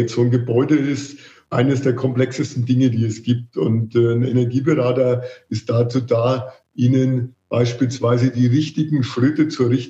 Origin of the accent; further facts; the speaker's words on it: Marktheidenfeld, Bavaria, Germany; accent: Franconian; ich bin aus Markaldenfeld, Franke, wie man unschwer hört